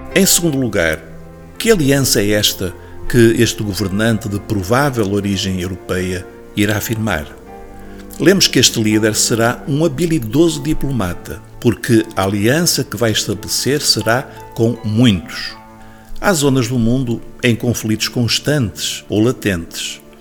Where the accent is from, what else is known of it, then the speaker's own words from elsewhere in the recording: Portugal; nós, como portugueses